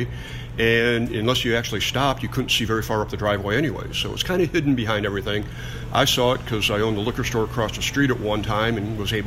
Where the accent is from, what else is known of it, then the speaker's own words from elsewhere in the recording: Wisconsin, United States; moved away; I'm from Wisconsin, so lived up there